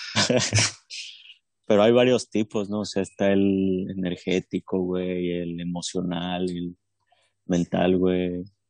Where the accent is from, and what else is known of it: Mexico